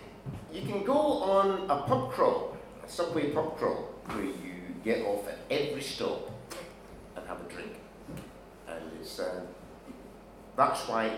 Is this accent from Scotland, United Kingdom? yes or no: yes; Glasgow, Scotland, United Kingdom; moved away as an adult; now in Edinburgh, United Kingdom; I grew up in Glasgow, I now actually stay in Edinburgh. I had to move because of my wife.